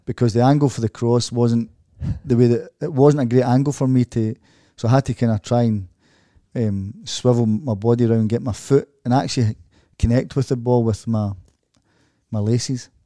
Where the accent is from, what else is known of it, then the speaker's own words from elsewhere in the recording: Glasgow, Scotland, United Kingdom; moved away as an adult; also born or lived in Dortmund; as a Glaswegian person